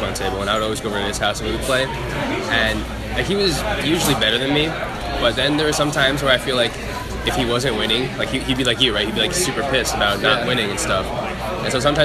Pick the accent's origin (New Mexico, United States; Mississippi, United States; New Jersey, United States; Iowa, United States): New Jersey, United States; Edison; moved away as an adult; now in Chicago, United States; from Edison, New Jersey.